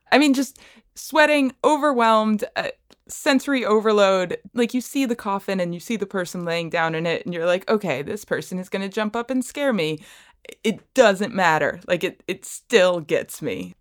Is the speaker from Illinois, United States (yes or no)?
no; Bradenton, Florida, United States; I am from Bradenton, Florida